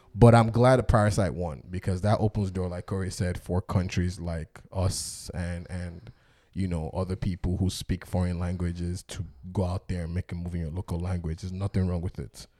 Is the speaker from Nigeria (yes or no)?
yes; Nigeria; moved away; as a black Nigerian man who grew up in Nigeria